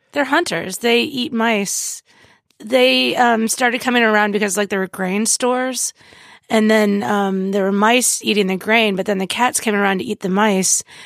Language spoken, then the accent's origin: English; Indiana, United States; moved away; also born or lived in New Orleans; I grew up in Indiana